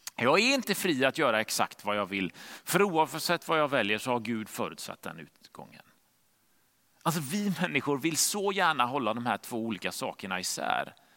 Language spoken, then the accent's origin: Swedish; Gothenburg, Västra Götaland, Sweden; hemma i Göteborg där vi bodde